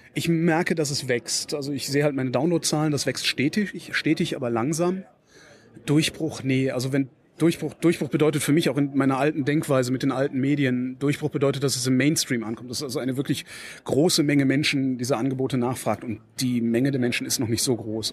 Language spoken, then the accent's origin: German; Cologne, North Rhine-Westphalia, Germany; now in Berlin, Germany; ich bin ein gebürtiger Kölner